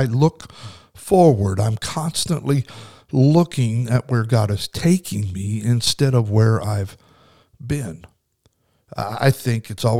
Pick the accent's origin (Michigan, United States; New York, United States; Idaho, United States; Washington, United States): Idaho, United States; Kimberly; little town I grew up in Kimberly, Idaho, had a volunteer fire department.